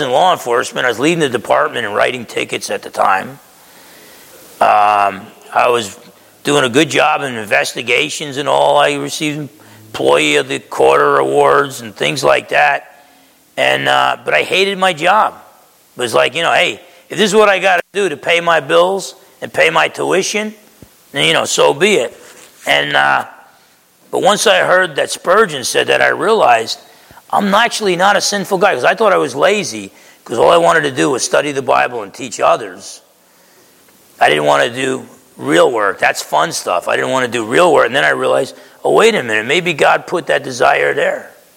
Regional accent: Essex County, New Jersey, United States; moved away; I grew up in Essex County, New Jersey.

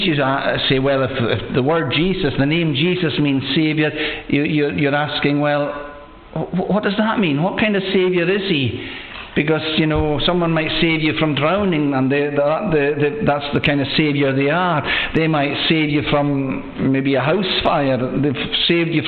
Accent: Loch Broom area, Scotland, United Kingdom; moved away; I'm from the Loch Broom area

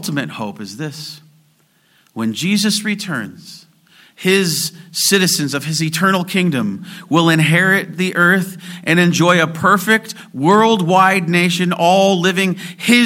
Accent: California, United States; being Californian

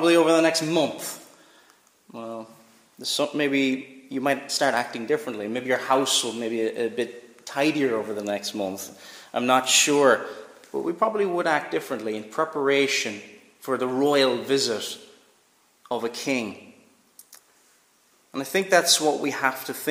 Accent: Cork, Munster, Ireland; now in Northern Ireland, United Kingdom; I grew up in Cork, so we didn't know much about the royal family

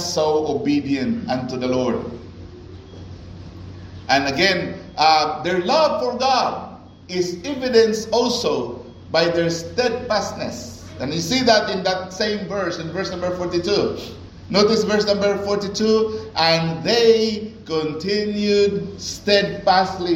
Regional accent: Cebu City, Central Visayas, Philippines; moved away as an adult; I came from Philippines. I came from Cebu.

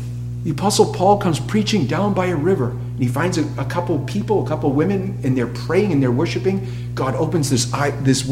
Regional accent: Massachusetts, United States; moved away; I'm from New England, Massachusetts

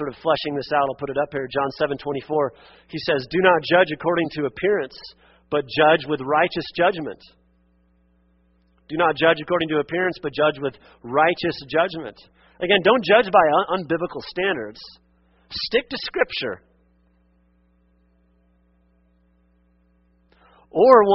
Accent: Western Oregon, United States; where I grew up in Western Oregon

